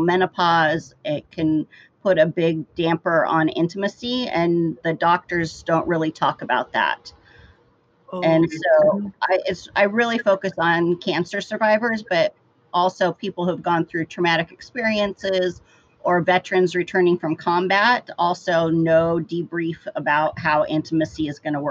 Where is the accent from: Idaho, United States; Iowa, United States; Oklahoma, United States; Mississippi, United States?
Idaho, United States; I grew up in Idaho, where it was a very conservative area